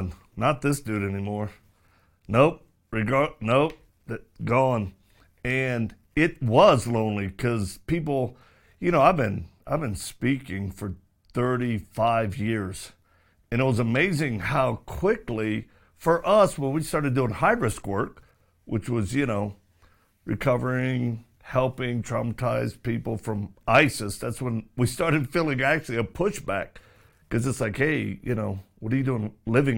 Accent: Louisiana, United States; Baton Rouge, Louisiana, my home state

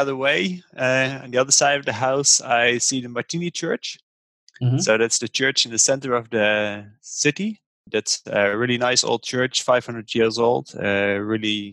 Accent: Groningen, Netherlands; I'm from the Netherlands, from Groningen.

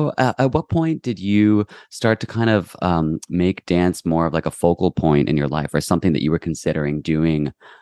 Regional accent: Kentucky, United States; my education in Kentucky

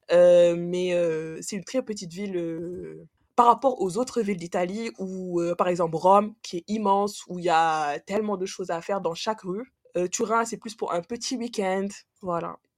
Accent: Senegal; now in France; je suis originaire du Sénégal aussi, je suis sénégalaise et je vis en France

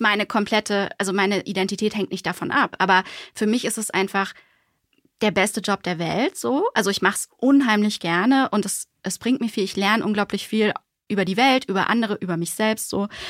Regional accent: Germany; also born or lived in Switzerland / Bonn; wir als Deutsche

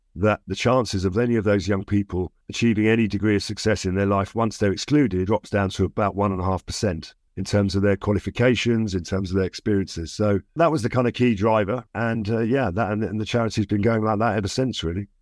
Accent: London, United Kingdom; also born or lived in Barnes, south-west London; I grew up in the East End of London for six, seven years of my life.

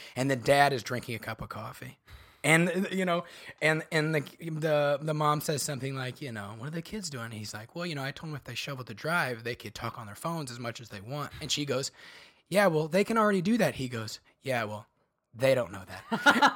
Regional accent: Bartonville, Illinois, United States; moved away; also born or lived in Chicago; grew up a few hours south, uh, of Chicago in a little town called Bartonville, Illinois

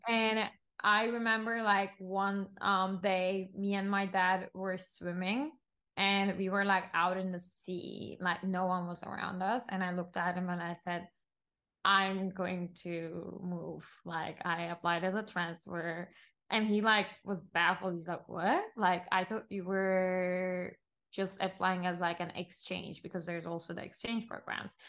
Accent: Istanbul, Turkey; moved away as an adult; also born or lived in Los Angeles; now in New York, United States; I'm Turkish, born and raised in Istanbul, Turkey, and been in the States for the past decade, I would say almost

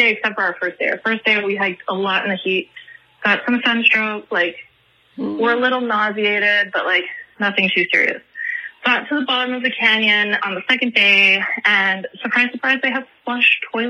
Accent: Toronto, Ontario, Canada; I am from Toronto, Canada.

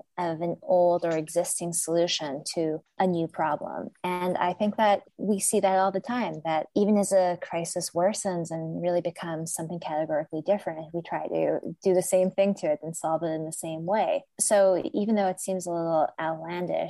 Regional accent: Colorado, United States; also born or lived in California; I'm from Colorado. I was born in California and I've spent a lot of time there, lived there sometimes over the course of my life

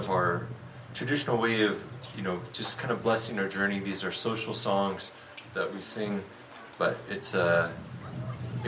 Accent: Black Mesa area, Big Mountain, Arizona, United States; We come from the Black Mesa area, Big Mountain on the Navajo Nation

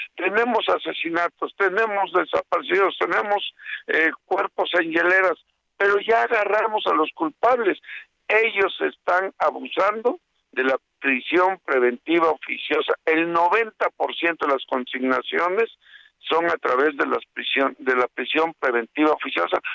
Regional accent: Veracruz, Mexico; como somos los veracruzanos

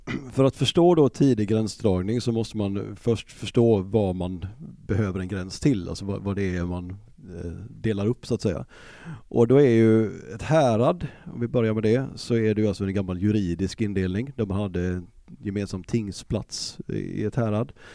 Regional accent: Gothenburg, Västra Götaland, Sweden; born or raised there

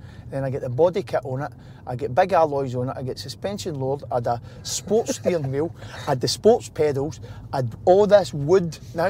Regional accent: Wishaw, Scotland, United Kingdom; We moved from Wisher. Brought up in Wisher.

